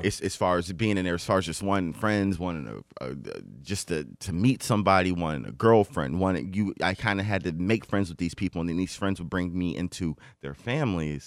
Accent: Detroit, Michigan, United States; also born or lived in Westland, Michigan; I grew up in Detroit. I was in Detroit, uh, for, until I was in, um, middle school

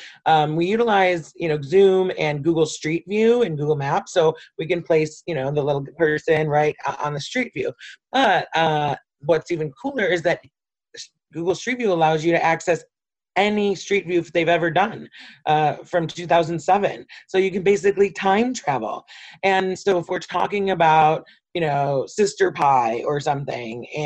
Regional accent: Detroit, Michigan, United States; I'm a lifelong city resident, so I grew up in Detroit. I've never not lived in Detroit

